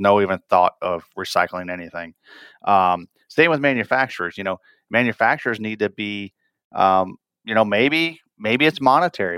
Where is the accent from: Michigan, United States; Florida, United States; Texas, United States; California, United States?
Michigan, United States; northern; I grew up in Michigan up north